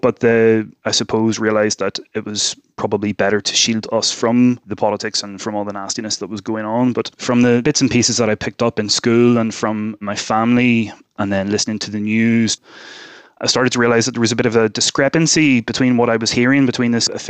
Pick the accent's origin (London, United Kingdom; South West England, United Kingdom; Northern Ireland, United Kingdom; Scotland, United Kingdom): Northern Ireland, United Kingdom; near Portadown; born or raised there